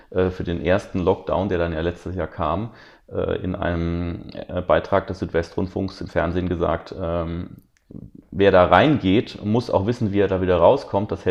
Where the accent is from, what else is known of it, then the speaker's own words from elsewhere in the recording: Rhineland-Palatinate, Germany; wir zum Beispiel durch drei Länderbeteiligungen in der Regierung in Rheinland-Pfalz, ich komme ja aus Rheinland-Pfalz